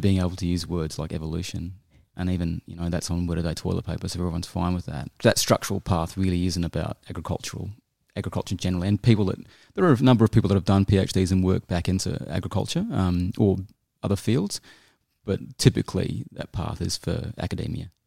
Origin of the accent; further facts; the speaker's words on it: New Zealand; moved away as an adult; also born or lived in Auckland / United Kingdom; now in Australia; I'm a Kiwi. I was born in Auckland. Um, I grew up in New Zealand and a bit in the U K, and I moved to Australia in nineteen ninety-eight.